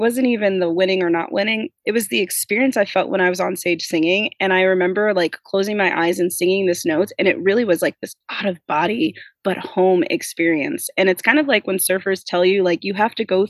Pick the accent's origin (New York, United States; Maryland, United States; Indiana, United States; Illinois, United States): Illinois, United States; Plainfield; moved away as an adult; also born or lived in Portland; in my hometown, like 5 minutes from my high school